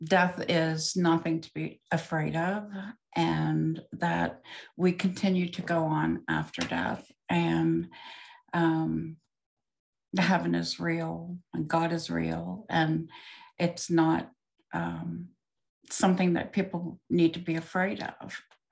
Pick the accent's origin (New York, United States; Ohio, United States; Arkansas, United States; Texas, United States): Ohio, United States; also born or lived in Circleville, Ohio; I was born in Ohio